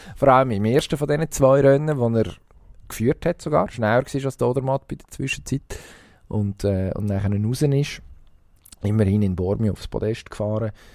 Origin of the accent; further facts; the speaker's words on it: Switzerland; bei uns in der Schweiz